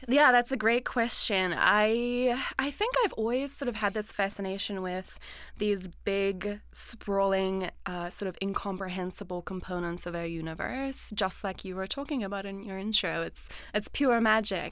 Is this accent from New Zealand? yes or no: yes; New Zealand; growing up in New Zealand, the ocean is all around us